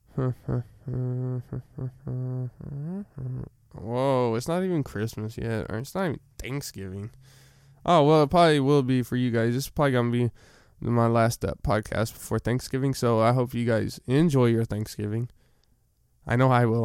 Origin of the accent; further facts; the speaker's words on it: Arkansas, United States; I'm from Arkansas